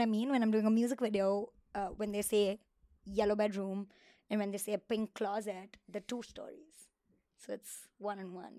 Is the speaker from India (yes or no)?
yes; Mumbai, Maharashtra, India; moved away as an adult; now in Los Angeles, United States; I come from Mumbai